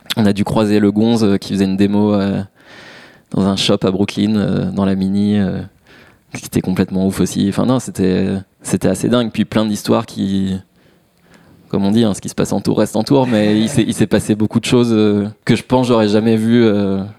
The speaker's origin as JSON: {"language": "French", "town": "Massy", "region": "Île-de-France", "country": "France", "said": "chez moi à Massy"}